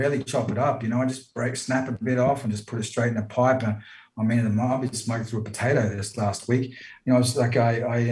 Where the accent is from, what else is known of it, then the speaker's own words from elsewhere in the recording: Brisbane, Queensland, Australia; I was born in Brizzy.